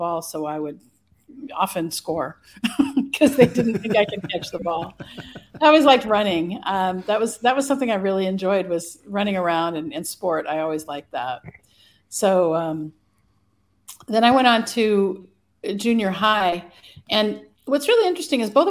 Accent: Pullman, Washington, United States; I was born in Pullman, Washington, in the USA, in October of 1964

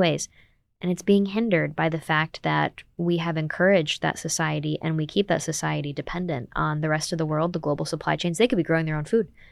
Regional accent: United States; I'm an American

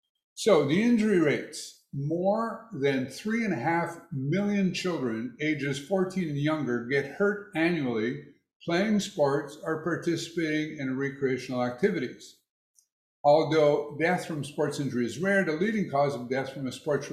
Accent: United States; Of course, as American, I'm guessing that in Canada, there's a lot more kids playing hockey.

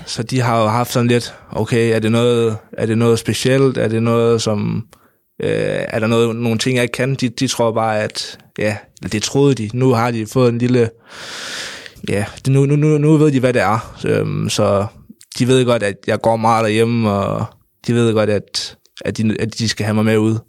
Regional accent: North Jutland, North Denmark Region, Denmark; op i Nordjylland, øh, hvor jeg kommer fra

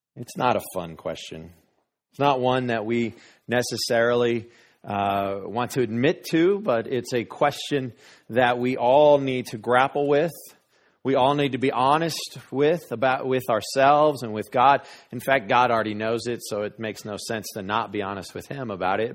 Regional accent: Denver, Colorado, United States; moved away; also born or lived in Wray, Colorado; I grew up in Denver, but we're from a small town, Ray, Colorado.

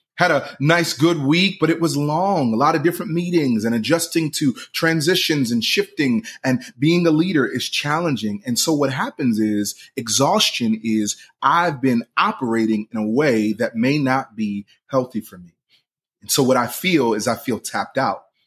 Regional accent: Philadelphia, Pennsylvania, United States; I'm from Philly

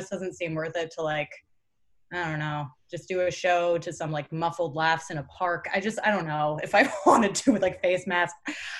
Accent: Woodstock, New York, United States; also born or lived in Brooklyn, New York; now in Long Island, United States; I'm from Woodstock, but my mom, I'm staying with my stepdad and my mom and my step-siblings on Long Island. And I'm actually going to be moving out of my apartment in Brooklyn and then just staying here and then moving to LA eventually.

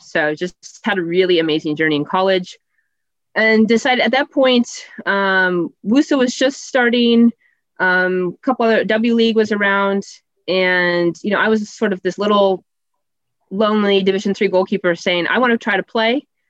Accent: Iowa, United States; also born or lived in Des Moines / Minnesota; I'm from Iowa.

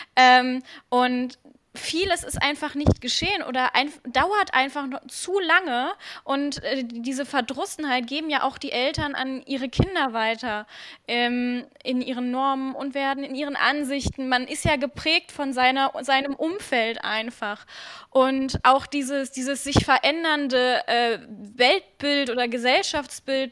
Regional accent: Krefeld, North Rhine-Westphalia, Germany; bei uns in Krefeld

